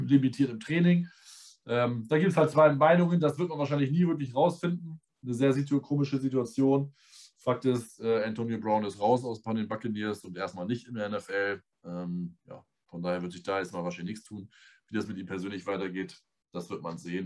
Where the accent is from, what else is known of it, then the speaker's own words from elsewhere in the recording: Northern Germany, Germany; wir sind Norddeutsche